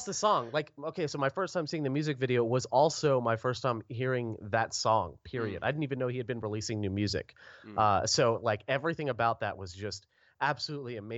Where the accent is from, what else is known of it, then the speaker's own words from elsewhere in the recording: Orlando, Florida, United States; now in Rock Hill, United States; I hail from Orlando, Florida